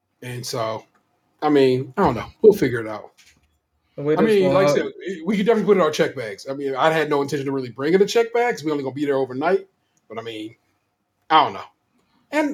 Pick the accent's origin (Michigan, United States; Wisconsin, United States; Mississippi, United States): Michigan, United States; Grand Rapids; moved away; the town I was born in Grand Rapids, Michigan